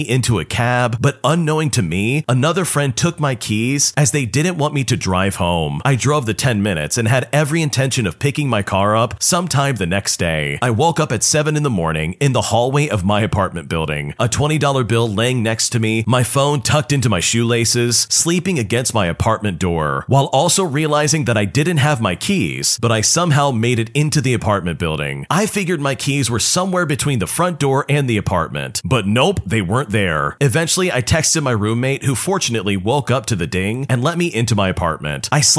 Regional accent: Canada; before anyone says anything, I'm Canadian, so the legal age of drinking is 19.

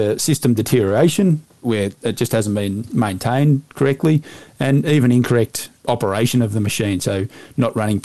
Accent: north of Balranald, southwest New South Wales, Australia; now in Victoria, Australia; I grew up in southwest New South Wales, north of Balranald, on a sheep station.

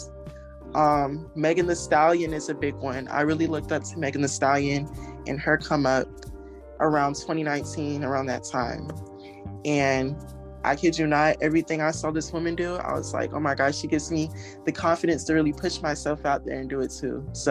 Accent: Space Coast, Florida, United States; I am from Space Coast, Florida, and I am a young rapper.

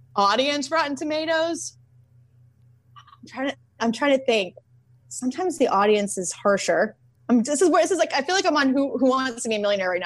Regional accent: Boston, Massachusetts, United States; moved away as an adult; now in California, United States; I grew up in Boston, when I moved to California, like when did I move here? Twelve years ago.

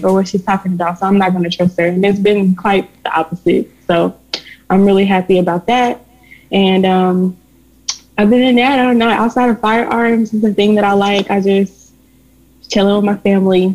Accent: Little Rock, Arkansas, United States; I live in Little Rock, Arkansas. I was raised in Little Rock, Arkansas.

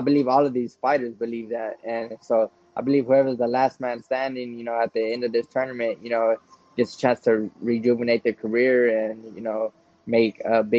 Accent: Texas, United States; we're both from Texas

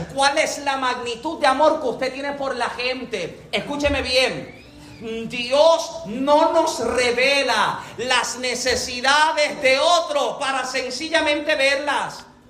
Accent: Puerto Rico; moved away; nosotros que somos boricua, que venimos de Puerto Rico

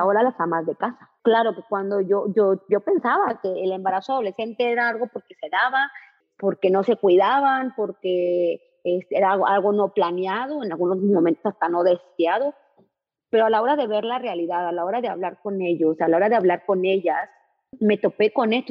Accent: northern Mexico, Mexico; como el mexicano, como es el norteño

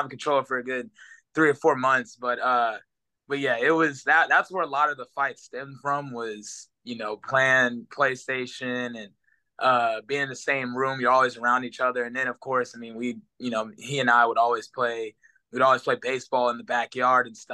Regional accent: Houston, Texas, United States; also born or lived in Oklahoma City, Oklahoma / Kingwood, Texas; I was born in Oklahoma City, and then moved down to Houston probably around 2. So I remember, I mean, bits and pieces of being in Oklahoma, but yeah, for the most part, I've been in Houston my entire life.

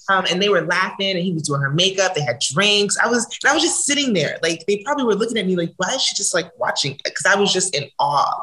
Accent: New Jersey, United States; moved away as an adult; now in Los Angeles, United States; I'm originally from New Jersey, but I've been living in California for the last, ooh, I don't want to age myself

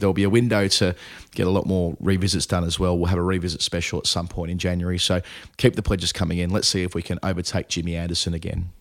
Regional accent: Australia; now in United Kingdom; as a youngster growing up in Australia at the time

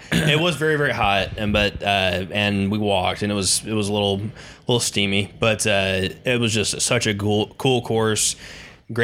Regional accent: Beaufort, South Carolina, United States; So drove straight from Beaufort, Hilton Head, Beaufort area. I picked growing up in Beaufort.

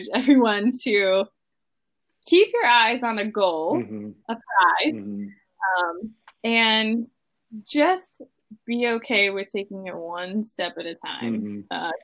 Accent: Midwest, United States; growing up in the Midwest

